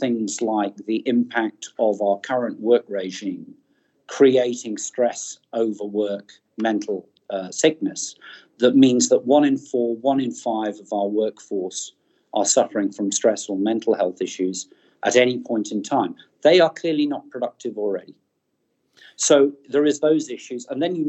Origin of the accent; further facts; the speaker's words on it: New Zealand; my home country, New Zealand